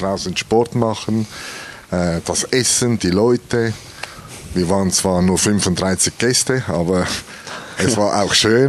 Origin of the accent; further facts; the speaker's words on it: Switzerland; bei uns in der Schweiz